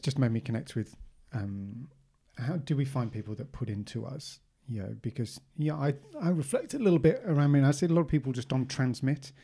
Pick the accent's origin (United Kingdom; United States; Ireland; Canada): United Kingdom; South of England; moved away; growing up in the South